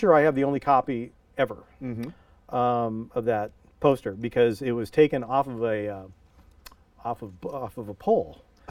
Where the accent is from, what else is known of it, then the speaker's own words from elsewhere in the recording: Pleasanton, California, United States; I went to Amador High School.